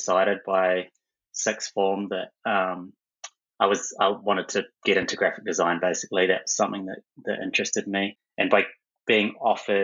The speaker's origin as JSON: {"language": "English", "region": "Taranaki", "country": "New Zealand", "tie": "born or raised there", "also_born_or_lived": "Hawera, New Zealand", "said": "I actually grew up in Taranaki, originally in South Taranaki, tiny little place called Hawera"}